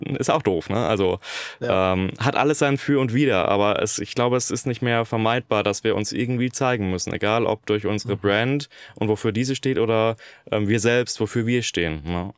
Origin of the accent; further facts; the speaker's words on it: Germany; ich als Deutscher